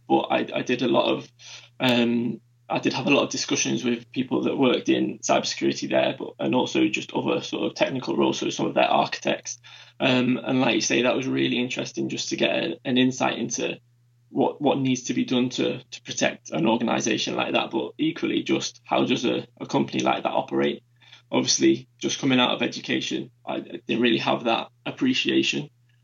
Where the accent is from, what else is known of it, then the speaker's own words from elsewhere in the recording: Manchester, North West England, United Kingdom; also born or lived in Durham; I was born and raised in Manchester before leaving for a short spell just for university, and then returned for the working world